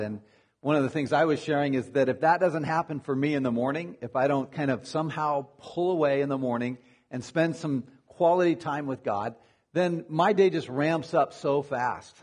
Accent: Arizona, United States; moved away; I'm from Arizona originally

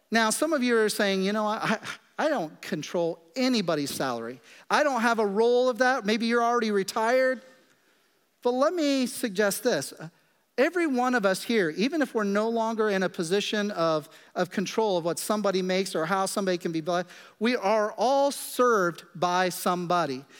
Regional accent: Kansas, United States; moved away; I grew up in Kansas in the middle of the prairie

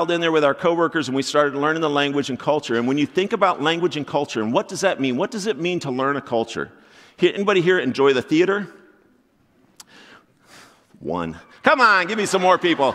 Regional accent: Florida, United States; moved away as an adult; now in Crofton, United States; we're from Florida.

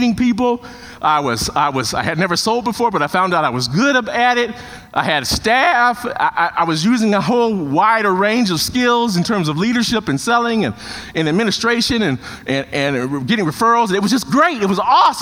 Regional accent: Chicago, Illinois, United States; Took the one in Chicago. It was in my hometown. Didn't have to move

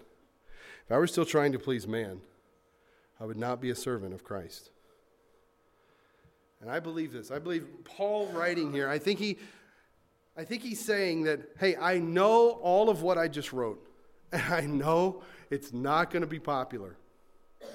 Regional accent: the South, United States; I grew up in the South.

